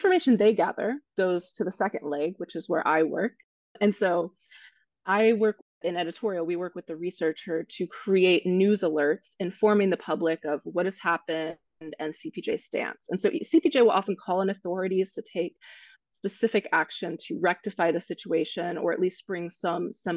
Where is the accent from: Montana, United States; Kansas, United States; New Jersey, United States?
Kansas, United States; moved away; my home state